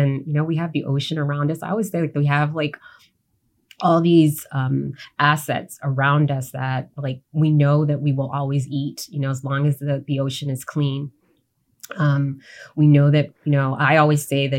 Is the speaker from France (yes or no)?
no; U.S. Virgin Islands; growing up in the Caribbean, despite the fact that, yes, I'm a Black woman, I am American, I also grew up as a majority